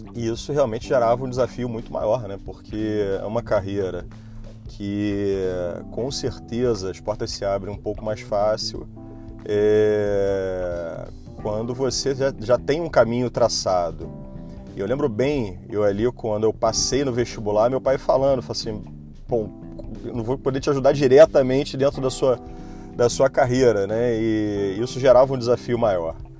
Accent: Niterói, Rio de Janeiro, Brazil; Eu fazia consultório em Niterói, que eu sou de Niterói e queria manter a minha portinha aberta aqui

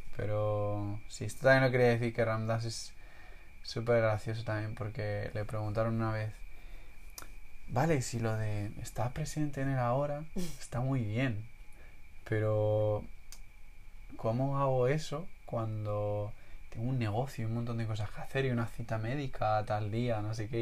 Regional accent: Spain; yo que siento que vengo de España

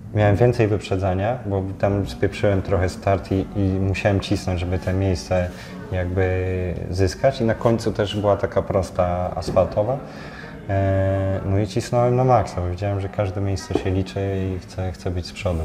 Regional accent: Lidzbark, Poland; also born or lived in Gdańsk; now in Warsaw, Poland; pochodzę z Lidzbarka

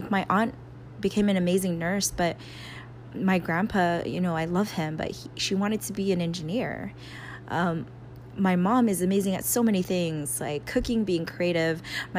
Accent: San Diego, California, United States; now in Bay Area, United States; Like, over here in the Bay, you see a lot of, like, proud Filipinos. And I think growing up in San Diego, I just was like, whatever.

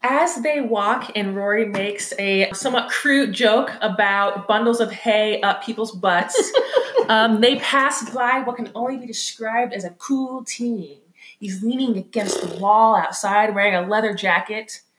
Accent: California, United States; now in Chicago, United States; I'm one of those people who is from California and constantly brings up that they're from California

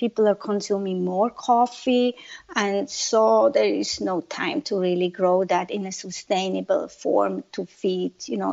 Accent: Zurich, Switzerland; moved away as an adult; also born or lived in Orange County; now in Santa Monica, United States; I'm born and raised in Switzerland, in Zurich.

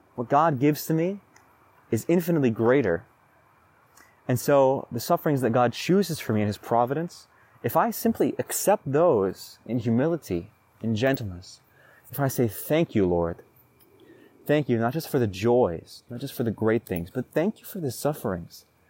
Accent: Roseburg, Oregon, United States; Roseburg, my hometown

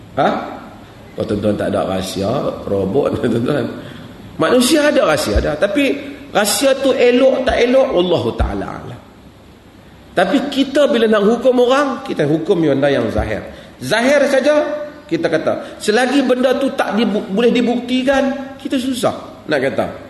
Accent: Malaysia; saya daripada Malaysia

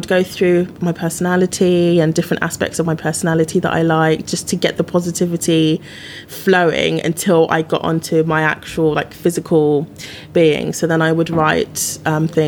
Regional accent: United Kingdom; now in London, United Kingdom; as a British person

